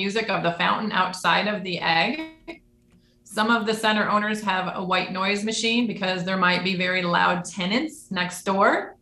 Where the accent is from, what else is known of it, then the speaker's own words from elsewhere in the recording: Detroit, Michigan, United States; I grew up in the Detroit area